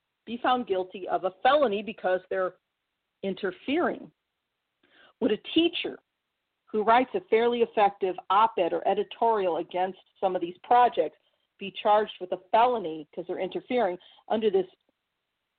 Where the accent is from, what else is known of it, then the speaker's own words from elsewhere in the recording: Missouri, United States; my home state of Missouri